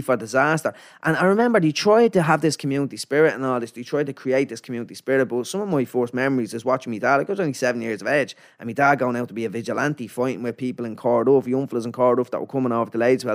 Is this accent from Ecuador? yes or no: no; Dublin, Leinster, Ireland; also born or lived in Finglas / Canada / Ballymun; I moved to a place called Ladies Well out in Blanchardstown